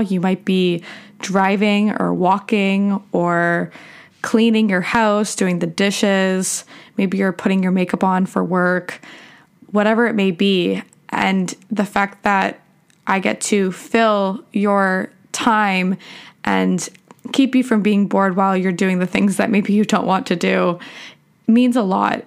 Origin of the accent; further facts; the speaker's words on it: Canada; also born or lived in Michigan, United States; I was born in Michigan in the U S, and I have dual citizenship in U S and Canada. My parents were living there for work, and I moved back to Canada when I was, like, seven.